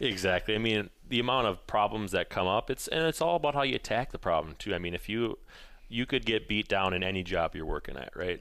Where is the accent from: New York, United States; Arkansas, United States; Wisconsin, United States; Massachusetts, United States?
Wisconsin, United States; Colfax; also born or lived in Eau Claire, Wisconsin / Minneapolis, Minnesota; I grew up in Colfax, Menominee area, moved away, um, after I went to college